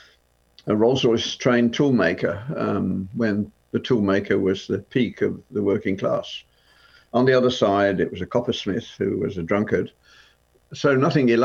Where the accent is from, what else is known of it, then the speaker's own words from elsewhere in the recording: Birmingham, West Midlands, United Kingdom; the street where I grew up in Birmingham